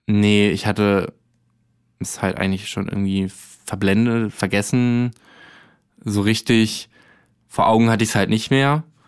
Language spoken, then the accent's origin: German; Arnsberg, North Rhine-Westphalia, Germany; now in Berlin, Germany; ich komme aus der Nähe von Soest mhm. und eher so Arnsberg.